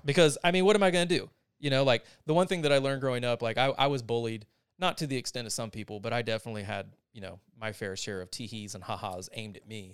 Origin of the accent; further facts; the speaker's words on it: North Carolina, United States; now in Austin, United States; I'm from North Carolina